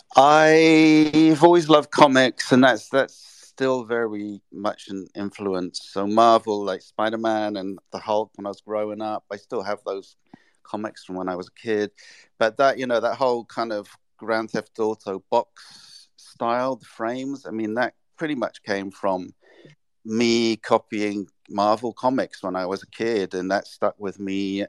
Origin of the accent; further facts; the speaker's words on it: England, United Kingdom; moved away as an adult; also born or lived in London / Japan; now in New York, United States; I'm English